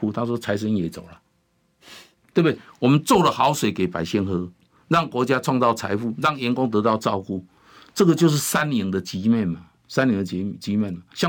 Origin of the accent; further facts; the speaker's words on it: Taoyuan, Taiwan; 我是因为我是在地人， 我是在这里出，在桃园出生、长大、从政，通通在桃园，所以我对桃园的一草一木我都非常了解。